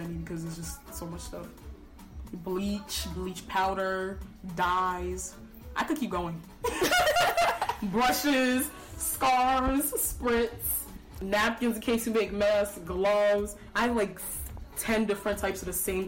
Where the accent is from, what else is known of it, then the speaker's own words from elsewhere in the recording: Nigeria; now in Salem, United States; I'm also Nigerian